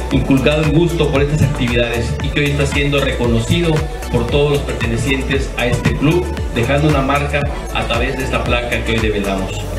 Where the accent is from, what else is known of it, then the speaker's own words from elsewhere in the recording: Chetumal, Quintana Roo, Mexico; somos de aquí de Chetumal